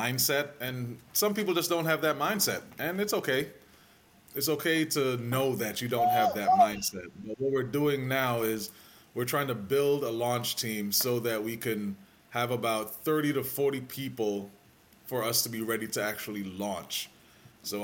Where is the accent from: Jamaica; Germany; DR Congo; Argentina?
Jamaica; growing up in Jamaica, you didn't really think through calories and carbs and all that stuff.